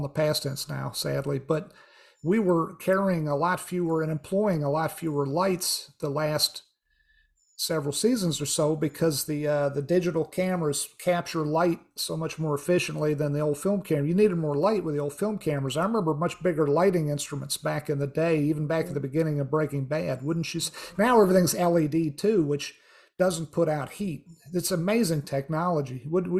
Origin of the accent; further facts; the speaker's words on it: Virginia, United States; I grew up, not in Florida. I grew up in Virginia, but we would travel to Florida whenever we could to visit. I had family down there.